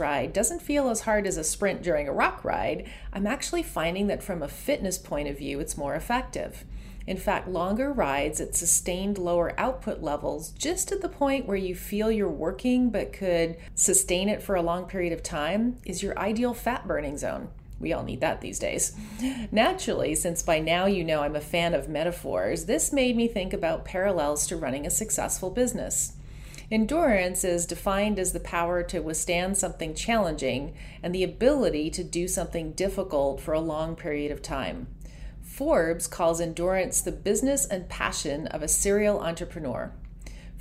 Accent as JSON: {"language": "English", "region": "Ontario", "country": "Canada", "tie": "born or raised there", "said": "There are a lot of lakes around where I grew up in Ontario."}